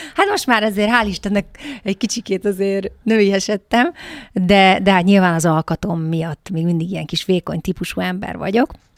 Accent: Hungary; moved away; magyarként kikerülni külföldre

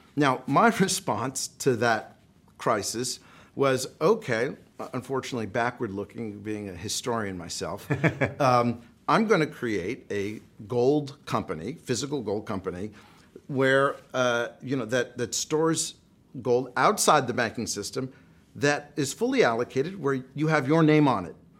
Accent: United States; I'm an American, we're here in America

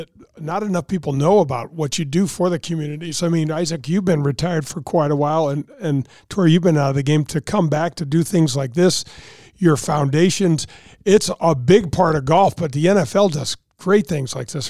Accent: St. Louis, Missouri, United States; I grew up here in North St. Louis

